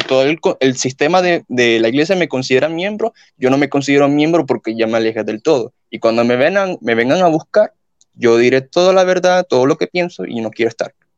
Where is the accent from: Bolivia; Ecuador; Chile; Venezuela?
Venezuela; now in Colombia; yo soy de Venezuela, pero vivo en Colombia